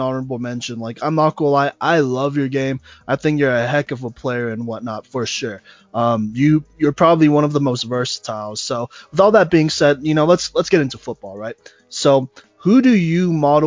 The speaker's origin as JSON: {"language": "English", "town": "Dallas", "region": "Texas", "country": "United States", "tie": "born or raised there", "said": "I was born in Dallas"}